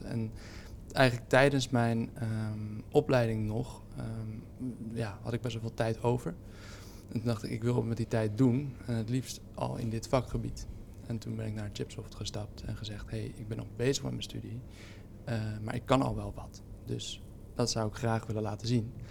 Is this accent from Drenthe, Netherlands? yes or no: no; Haarlem, North Holland, Netherlands; Ik ben in Haarlem geboren en ik ben er eigenlijk nooit weggegaan.